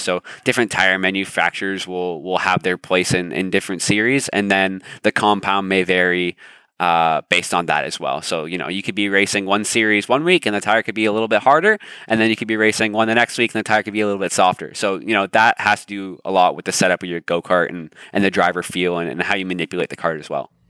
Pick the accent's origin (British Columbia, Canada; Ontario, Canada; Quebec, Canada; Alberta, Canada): Ontario, Canada; Toronto; I'm born and raised in Canada. So born in Toronto.